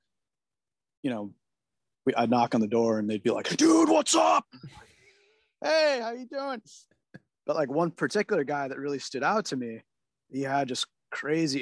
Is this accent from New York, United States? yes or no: no; California, United States; I'm a California kid. I'm like born and raised in snowless environment.